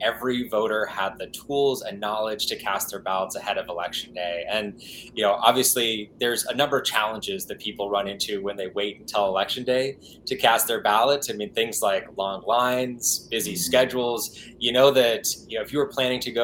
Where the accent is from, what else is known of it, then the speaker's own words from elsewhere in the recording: Hysham, Montana, United States; moved away as an adult; now in Washington, D.C., United States; I grew up in Montana. Yeah, I lived there for all my life before just about a year ago when I moved over to Washington, D.C.